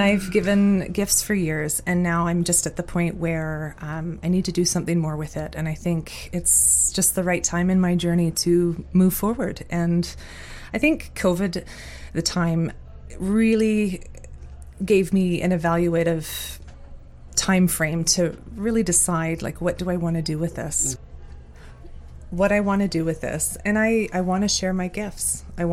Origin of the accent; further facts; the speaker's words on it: Muskoka, Ontario, Canada; I was born and raised in Muskoka, and I'm fortunate and blessed to be able to call it home